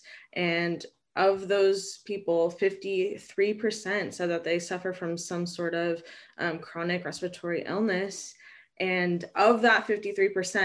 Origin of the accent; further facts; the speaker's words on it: Long Beach, California, United States; also born or lived in Los Angeles; I grew up in Long Beach